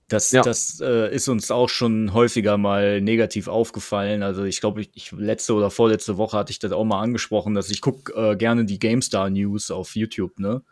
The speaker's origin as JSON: {"language": "German", "town": "Krefeld", "region": "North Rhine-Westphalia", "country": "Germany", "said": "Das sagt man uns Krefeldern ja nach, dass wir so freundlich und bescheiden sind."}